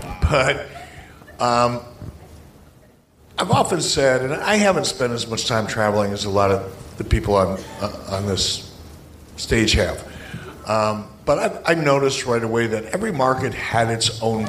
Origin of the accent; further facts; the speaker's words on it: Detroit, Michigan, United States; I grew up in Detroit.